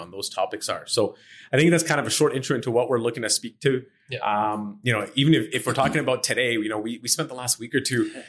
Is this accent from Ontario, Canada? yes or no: no; Edmonton, Alberta, Canada; uh, born and raised in Edmonton. Uh, been here for almost 40 years